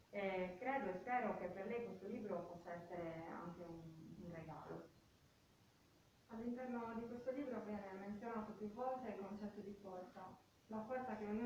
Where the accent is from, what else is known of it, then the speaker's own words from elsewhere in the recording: Porto Torres, Sardinia, Italy; ho 43 anni e sono nata e cresciuta a Porto Torres